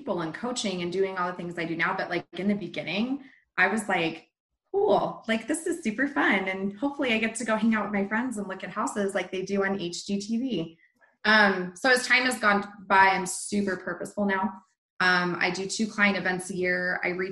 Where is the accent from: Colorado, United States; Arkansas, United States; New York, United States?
Colorado, United States; Littleton; I was born in Littleton, raised in Littleton.